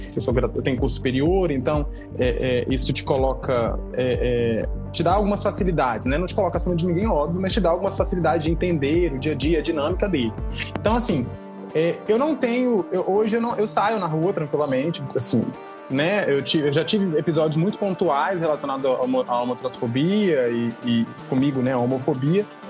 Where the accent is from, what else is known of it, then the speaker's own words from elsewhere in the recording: Cariacica, Espírito Santo, Brazil; sou de Cariacica, eu tenho muito orgulho